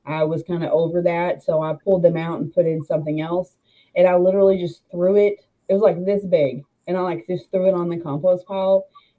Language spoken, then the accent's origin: English; Arkansas, United States; moved away as an adult; also born or lived in Arizona / Texas; I'm from Arkansas, all of my family lives here. I always knew that I was going to move back here